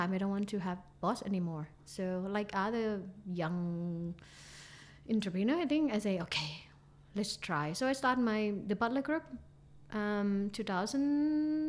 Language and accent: English; Phuket, Thailand; also born or lived in Qatar; I'm going to go back to my hometown